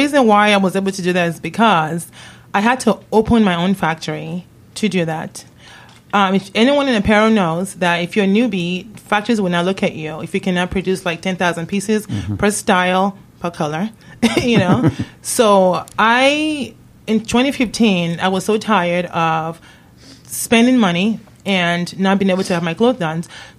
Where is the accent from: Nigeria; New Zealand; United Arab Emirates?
Nigeria; when I was a little kid and growing up in Nigeria, believe it or not.